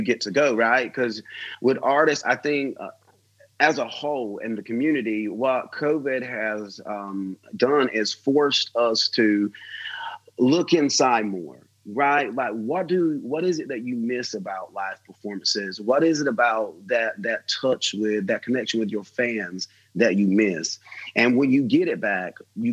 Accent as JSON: {"language": "English", "country": "United States", "said": "as an American"}